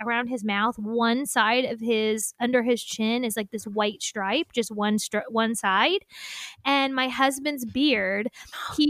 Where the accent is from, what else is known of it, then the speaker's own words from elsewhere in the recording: Indiana, United States; accent: Indiana; moved away; when going back to Indiana, my accent, like, he's like, oh, your accent comes out